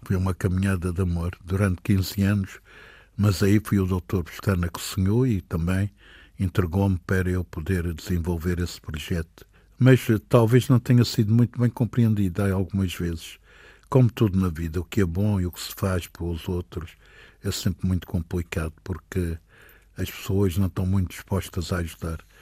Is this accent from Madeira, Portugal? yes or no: yes; Madeira, Portugal; Quero morrer na minha terra, quero, é, quero voltar aqui